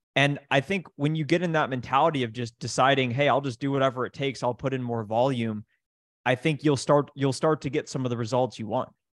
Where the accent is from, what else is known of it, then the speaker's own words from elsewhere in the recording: Columbus, Ohio, United States; I grew up in Columbus, Ohio